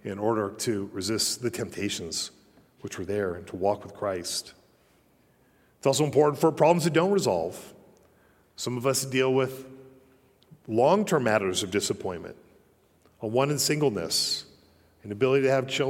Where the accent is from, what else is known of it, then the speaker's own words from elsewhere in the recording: Colorado, United States; moved away; also born or lived in Utah; growing up in Colorado